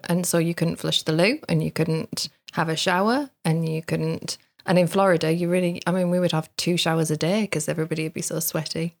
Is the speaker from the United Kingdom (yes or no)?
yes; the Northeast, North East England, United Kingdom; where I grew up in the Northeast